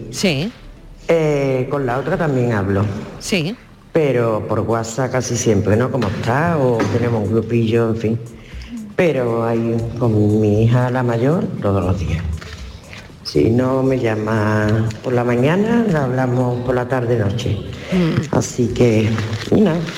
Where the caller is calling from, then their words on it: Seville, Andalusia, Spain; Así que nada, Buenas tardes, muchos besitos. … de Sevilla.